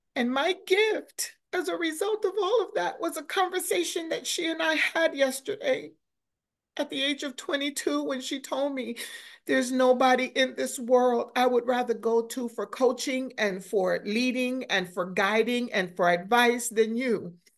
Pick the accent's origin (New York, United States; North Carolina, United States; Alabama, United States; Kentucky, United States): New York, United States; New York City; moved away as an adult; also born or lived in Florida / Charlotte; growing up in New York City was already, I mean, you learn how to survive when yeah. you grow up in New York